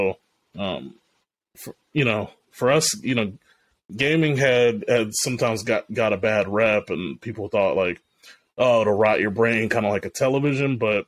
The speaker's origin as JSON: {"language": "English", "country": "Japan", "tie": "born or raised there", "said": "I grew up in Japan in the early 90s."}